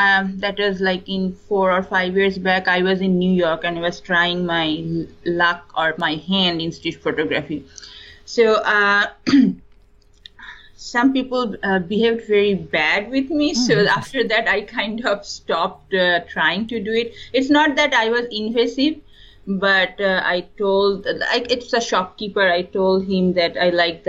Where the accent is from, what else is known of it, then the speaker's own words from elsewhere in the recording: eastern India, India; first language Bengali; English is a second language; also born or lived in East Coast, United States; now in California, United States; I'm from India, and my mother tongue is Bengali, so I'm from, you can say, eastern part of India.